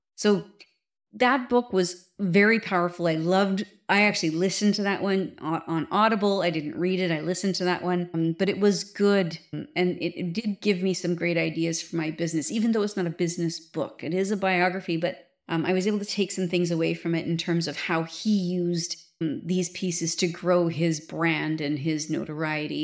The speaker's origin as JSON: {"language": "English", "country": "Canada", "said": "being a Canadian"}